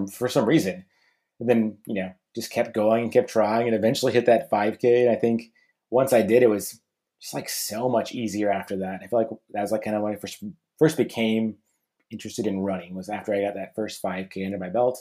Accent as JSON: {"language": "English", "town": "Albuquerque", "region": "New Mexico", "country": "United States", "tie": "born or raised there", "moved": "yes", "lives_now": "Portland, United States", "said": "I grew up in Albuquerque, New Mexico"}